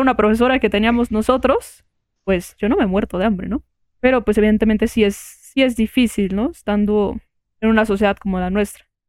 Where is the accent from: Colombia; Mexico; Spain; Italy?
Mexico; nosotros que estamos aquí como mexicanos